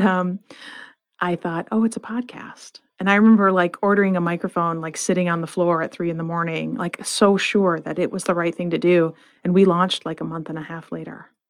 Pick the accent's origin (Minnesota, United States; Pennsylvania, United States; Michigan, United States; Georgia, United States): Michigan, United States; Flint; I grew up in Flint, Michigan